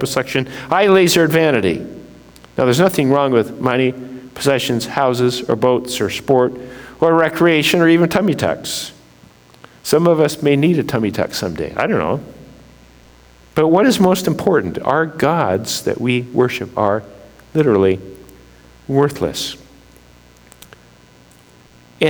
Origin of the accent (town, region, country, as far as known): United States